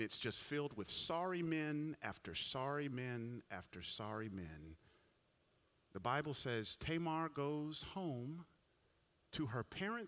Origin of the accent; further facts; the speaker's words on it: Atlanta, Georgia, United States; I grew up in Atlanta